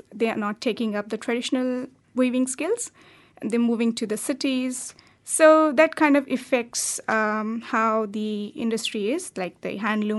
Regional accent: India; Yeah, that's right.

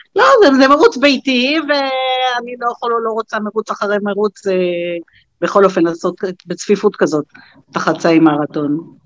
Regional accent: Beersheba, Southern District, Israel; נולדתי בעיר

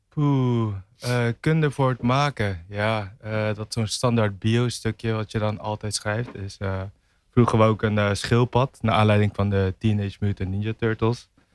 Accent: Tiel, Gelderland, Netherlands; moved away as an adult; now in Rotterdam, Netherlands; Ik kom uit Tiel

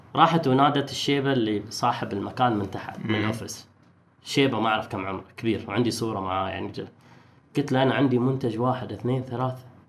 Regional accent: Oman; احنا كعمانيين

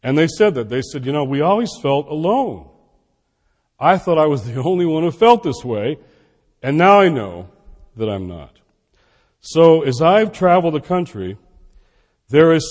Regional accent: Detroit, Michigan, United States; now in Washington, D.C., United States; I'm in Detroit, my hometown

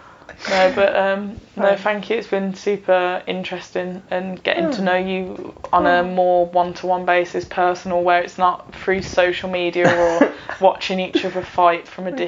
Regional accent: Birmingham, West Midlands, United Kingdom; Well, I'm from Birmingham.

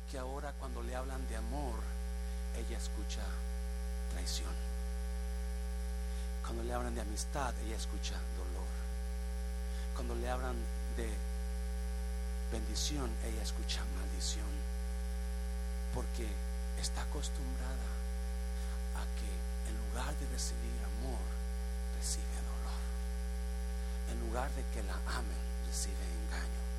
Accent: Guadalajara, Jalisco, Mexico; Y tu padre huyó, lo llevaron para Guadalajara, nosotros somos de Guadalajara

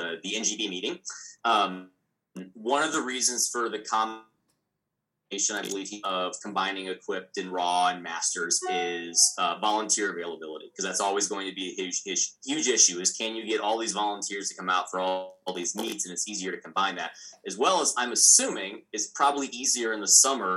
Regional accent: Missouri, United States; I'm from Missouri.

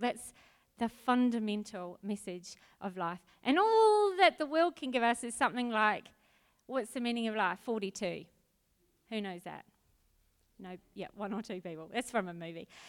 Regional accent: Auckland, New Zealand; moved away as an adult; also born or lived in Adelaide; now in Australia; I was brought up in New Zealand and Auckland

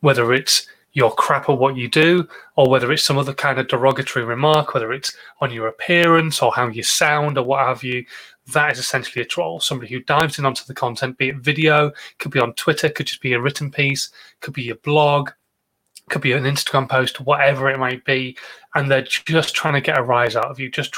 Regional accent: Yorkshire and the Humber, United Kingdom; I am a Yorkshireman

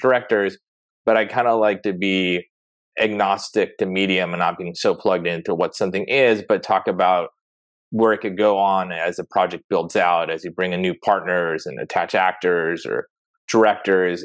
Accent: San Diego, California, United States; I grew up in San Diego

